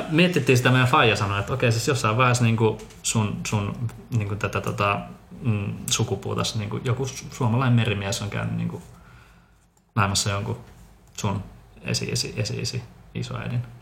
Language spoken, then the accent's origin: Finnish; Bogotá, Colombia; born there; Tuosta tuli muisto mieleen, koska sun äiti silloin kävi siellä meidän tota, sairaalassa, missä me synnyttiin Bogotassa.